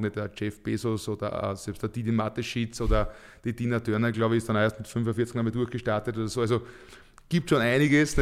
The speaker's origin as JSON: {"language": "German", "town": "Leitzersdorf", "region": "Lower Austria", "country": "Austria", "tie": "born or raised there", "said": "in meinem Heimatort in Leitzersdorf"}